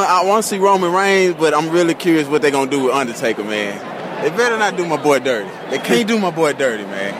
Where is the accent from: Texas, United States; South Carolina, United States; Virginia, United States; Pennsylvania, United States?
Texas, United States; Dallas; Dallas, Texas, baby.